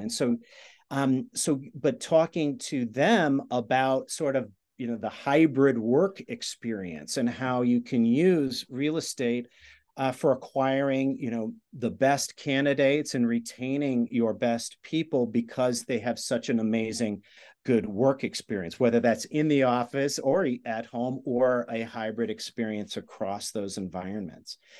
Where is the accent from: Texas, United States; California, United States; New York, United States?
New York, United States; outside of; I grew up outside of New York